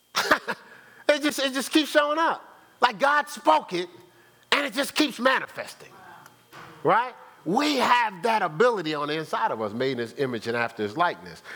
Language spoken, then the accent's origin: English; Newark, New Jersey, United States; I grew up in Newark, New Jersey